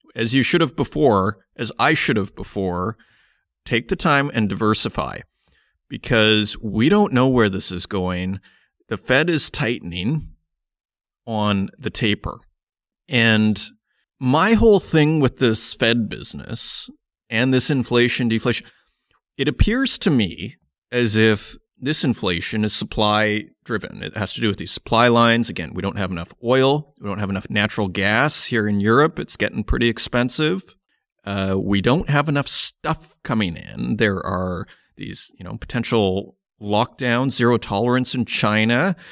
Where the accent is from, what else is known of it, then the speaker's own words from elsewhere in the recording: Saskatoon, Saskatchewan, Canada; now in Germany; I am a North American. I'm from Canada, Saskatoon, Saskatchewan